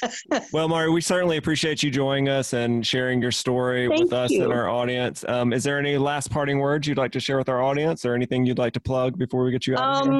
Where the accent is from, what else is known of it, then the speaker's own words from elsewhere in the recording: the South, United States; Being from the South, I tend to add S's to things anyway